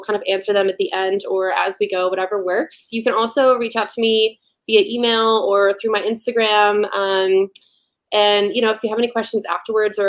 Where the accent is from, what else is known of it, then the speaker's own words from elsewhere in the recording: Nashville, Tennessee, United States; moved away as an adult; now in Chicago, United States; I am originally from Nashville. I've been up in Chicago 5 years this week